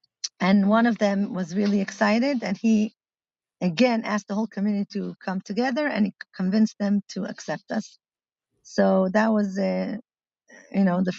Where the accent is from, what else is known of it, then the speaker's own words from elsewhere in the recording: Milan, Lombardy, Italy; English is a second language; now in Israel; Uh-huh. My parents are shlichas in Milan. And I grew up in Shlichus